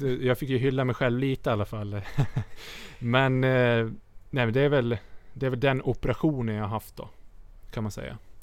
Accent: Sweden; moved away

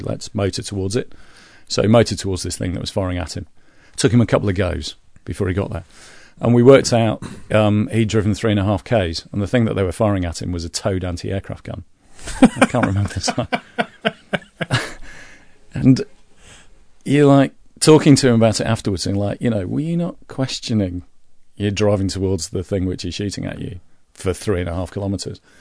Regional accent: Leeds, Yorkshire and the Humber, United Kingdom; I'm from Leeds

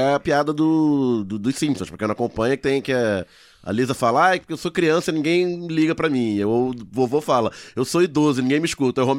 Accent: São Paulo, Brazil; Ah, eu sou paulistano, é, meu, mas acho, no Rio vale tudo.

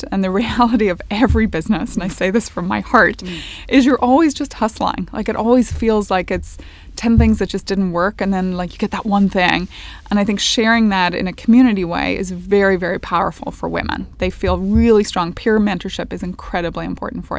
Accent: Northern Ireland, United Kingdom; moved away as an adult; I grew up in Northern Ireland

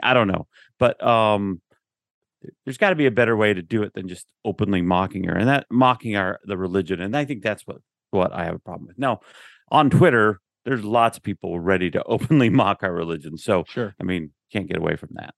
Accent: Ogden, Utah, United States; I grew up that way. I grew up in Ogden

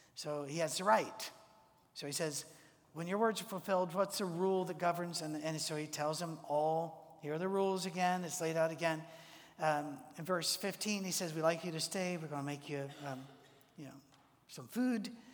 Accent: Scotland, United Kingdom; I'm a Scotsman

